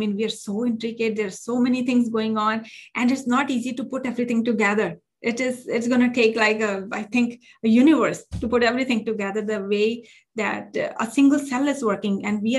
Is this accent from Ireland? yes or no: no; India; now in United States; I came from India, which is called a developing country. And I came to US and the culture is very different over here.